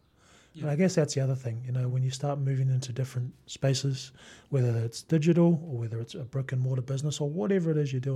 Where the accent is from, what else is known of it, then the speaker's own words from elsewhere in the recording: Auckland, New Zealand; growing up in Mount Roskill, mid-90s to late 90s, that school was so multicultural